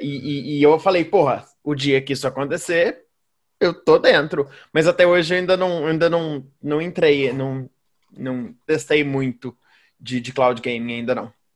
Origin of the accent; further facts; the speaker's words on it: Minas Gerais, Brazil; Eu sou mineiro